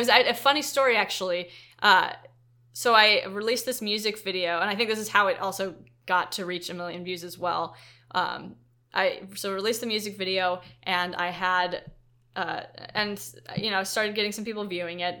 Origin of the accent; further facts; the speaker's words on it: Silicon Valley, California, United States; we're from Silicon Valley